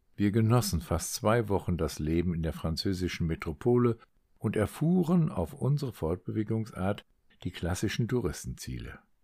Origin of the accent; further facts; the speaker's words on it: Meppen, Lower Saxony, Germany; moved away; sitzen heute in Meppen, in meinem Geburtsort und meiner früheren Heimat